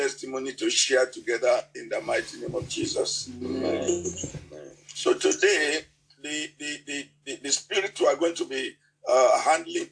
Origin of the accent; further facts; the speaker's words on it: Nigeria; English is a second language; In my native language in Nigeria here